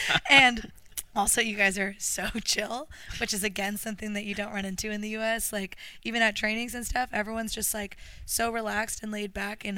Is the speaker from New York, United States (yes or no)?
no; Orange County, California, United States; moved away as an adult; now in Melbourne, Australia; I'm from Orange County, California.